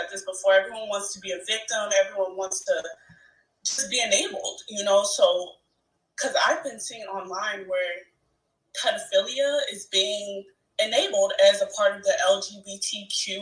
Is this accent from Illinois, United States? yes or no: yes; Chicago, Illinois, United States; I'm from Chicago